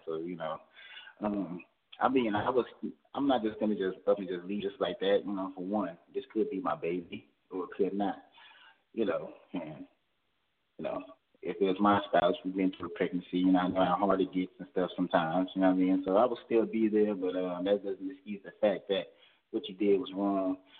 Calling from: Georgia, United States; calling from Georgia.

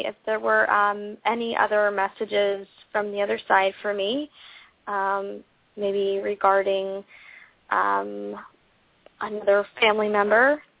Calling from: Charleston, South Carolina, United States; I'm calling from Charleston, South Carolina.

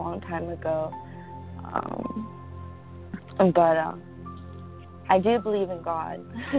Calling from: Los Angeles, California, United States; Los Angeles.

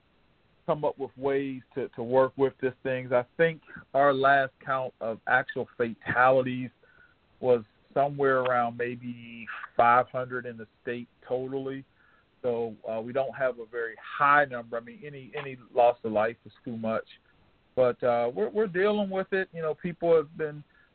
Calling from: Tampa, Florida, United States; I'm calling from Tampa, Florida

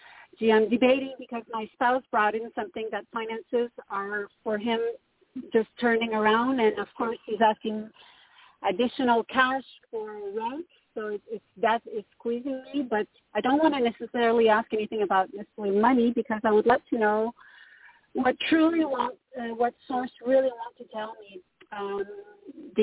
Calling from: Canada; Hi, Toni. … from Canada.

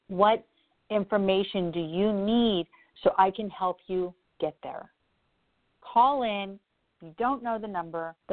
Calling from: New York, United States; From New York.

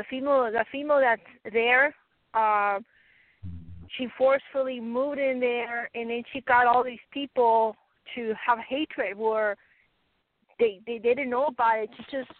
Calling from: Colorado, United States

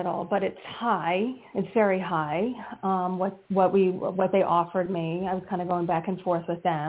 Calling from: New Jersey, United States; from New Jersey.

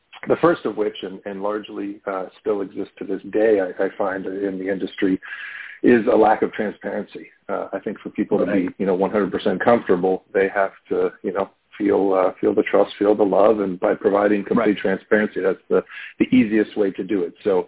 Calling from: Pittsburgh, Pennsylvania, United States; Pittsburgh, Pennsylvania.

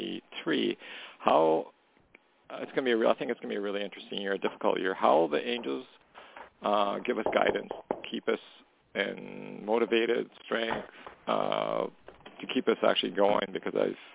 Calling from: Canada; calling from Canada.

